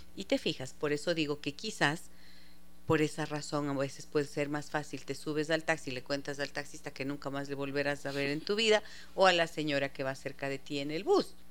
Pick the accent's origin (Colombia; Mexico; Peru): Peru; Arequipa; desde la Ciudad Blanca, desde mi tierrita linda.